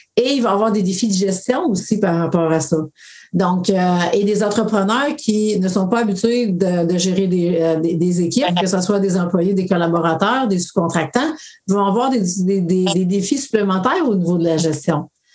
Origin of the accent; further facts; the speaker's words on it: BTB, Quebec, Canada; moved away; je retourne dans mon coin de pays qui était la BTB